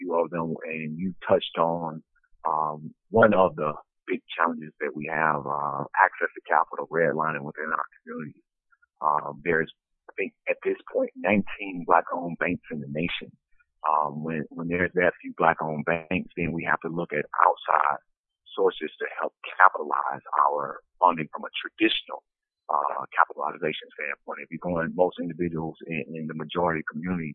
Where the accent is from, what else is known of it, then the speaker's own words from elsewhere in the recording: Prichard, Alabama, United States; I'm originally from Pritchard, Alabama. That's a small community inside of Mobile County, just north of the city of Mobile.